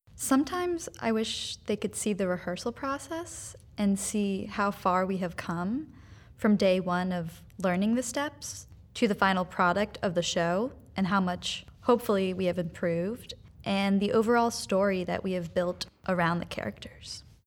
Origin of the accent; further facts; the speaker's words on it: New York, United States; also born or lived in North Carolina; now in Fort Wayne, United States; I'm from New York